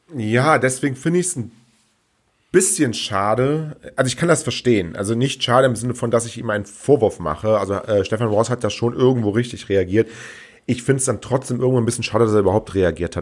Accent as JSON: {"language": "German", "region": "Rhineland", "country": "Germany", "said": "bei uns im Rheinland"}